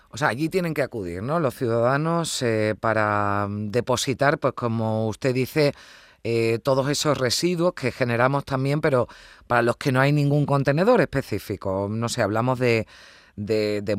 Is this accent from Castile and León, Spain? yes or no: no; Andalusia, Spain